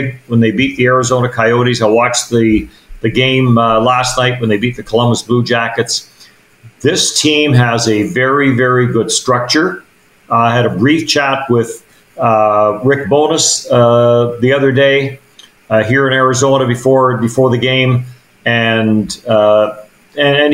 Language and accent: English; Manitoba, Canada; I was born and raised in Manitoba